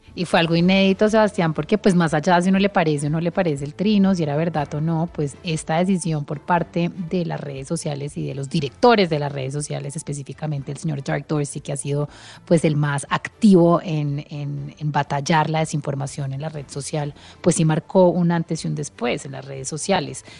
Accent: Colombia; como colombianos

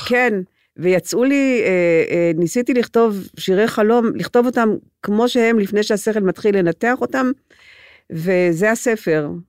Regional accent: Gedera, Central District, Israel; Hebrew is a second language; also born or lived in Transylvania, Romania; אני גדלתי בגדרה

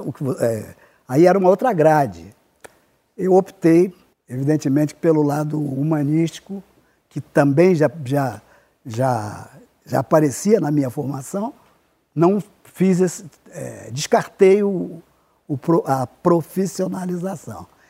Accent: Rio de Janeiro, Brazil; nasci no Irajá e me criei no Irajá, só saí é, com 26 anos

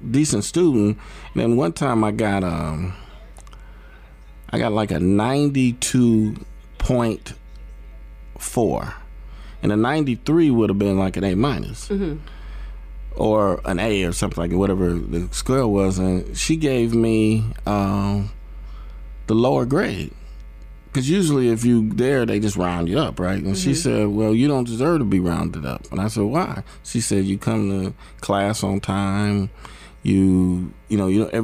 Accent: Fort Wayne, Indiana, United States; I'm from Fort Wayne, Indiana

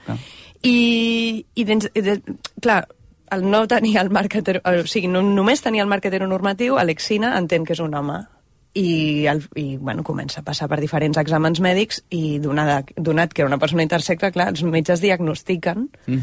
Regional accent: Barcelona, Catalonia, Spain; moved away as an adult; also born or lived in London; sóc de Barcelona, vaig néixer el 1984

